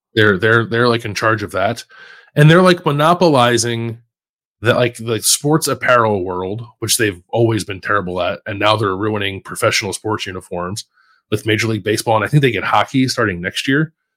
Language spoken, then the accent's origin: English; Philadelphia, Pennsylvania, United States; moved away as an adult; now in Columbus, United States; kid growing up in Philly